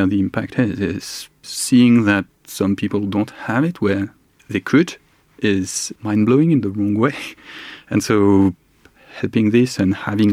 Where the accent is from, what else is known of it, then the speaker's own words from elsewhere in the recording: France; moved away as an adult; now in United Kingdom; I've been in the UK for 14 years, originally from France